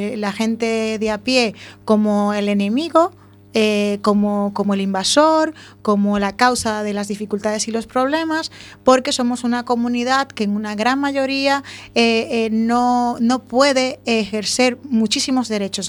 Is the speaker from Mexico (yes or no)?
no; Dominican Republic; now in A Coruña, Spain; Yo nací en República Dominicana hace muchos años